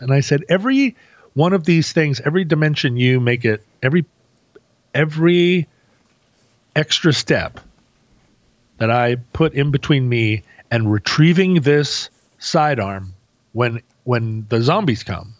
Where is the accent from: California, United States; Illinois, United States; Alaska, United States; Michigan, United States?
Alaska, United States; I come from Alaska.